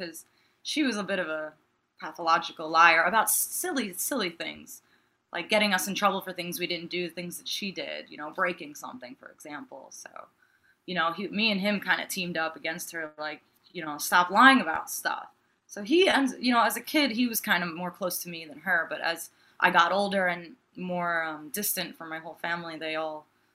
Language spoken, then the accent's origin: English; New York, United States